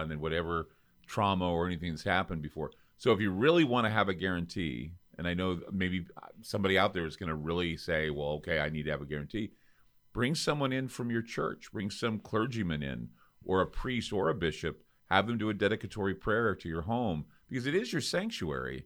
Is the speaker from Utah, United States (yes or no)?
yes; Utah, United States; I come from Utah